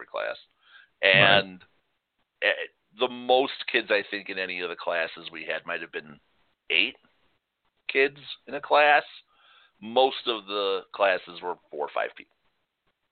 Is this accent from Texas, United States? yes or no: no; Chicago, Illinois, United States; moved away; we grew up in Chicago.